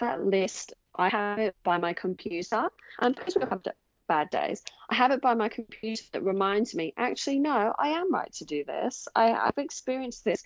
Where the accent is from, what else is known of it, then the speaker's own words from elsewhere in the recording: England, United Kingdom; moved away as an adult; now in Australia; I'm originally from England, and I moved to Australia in 2007